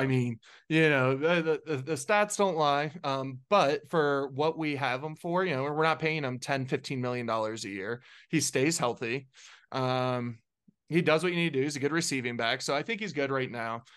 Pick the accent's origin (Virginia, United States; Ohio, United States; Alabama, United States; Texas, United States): Ohio, United States; Cincinnati; I'm from Cincinnati